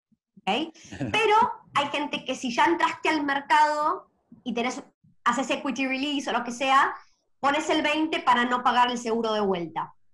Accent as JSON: {"language": "Spanish", "country": "Argentina", "tie": "born or raised there", "moved": "yes", "said": "Yo me crecí en Argentina"}